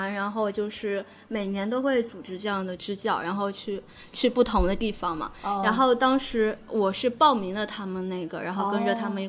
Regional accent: Hangzhou, Zhejiang, China; 我是来自杭州的，

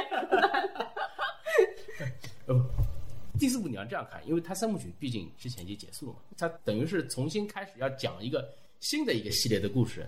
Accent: China; 我们中国人

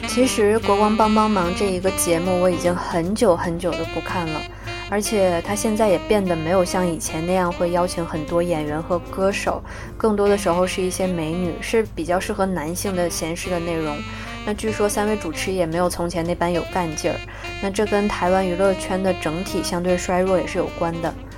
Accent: China; 我们大陆人

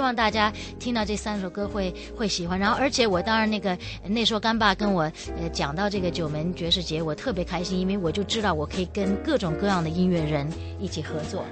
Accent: Beijing, China; moved away; also born or lived in France / Europe / Taiwan; 我的故乡是在北京，因为我生在湖坊桥这边

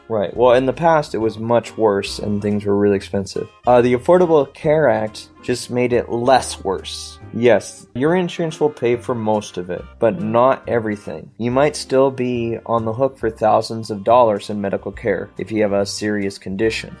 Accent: United States; I as an American

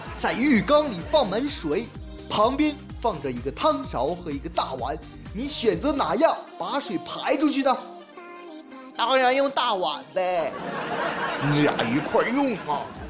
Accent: Heilongjiang, China; 我老家黑龙江

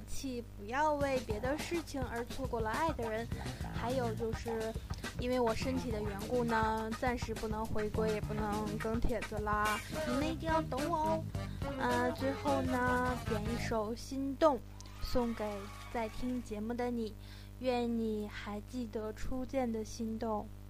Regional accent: Harbin, Heilongjiang, China; 这是我的家乡

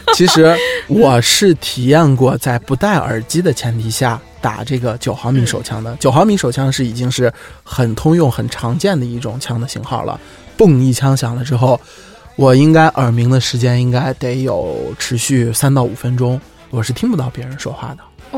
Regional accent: China; 我们中国人

